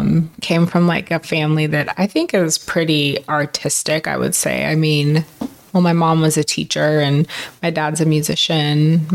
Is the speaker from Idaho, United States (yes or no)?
no; Oakland, California, United States; moved away as an adult; also born or lived in Berkeley / Michigan; now in Las Vegas, United States; I grew up in the Bay Area. I grew up in Oakland, Berkeley. Yeah, I grew up there.